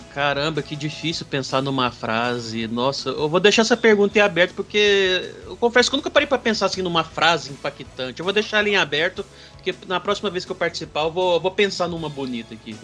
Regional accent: Patos de Minas, Minas Gerais, Brazil; Eu sou de uma cidade aqui do interior de Minas chamada Patos de Minas

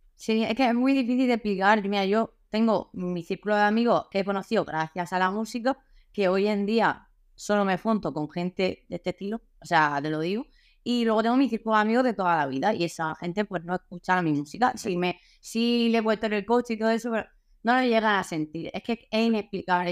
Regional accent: Murcia, Region of Murcia, Spain; soy de Murcia

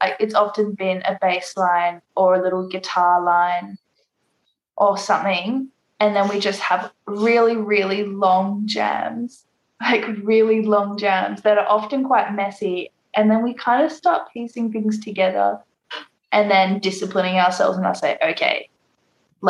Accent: Christmas Island; now in Perth, Australia; I grew up on Christmas Island, so we didn't have like music shops there or anything

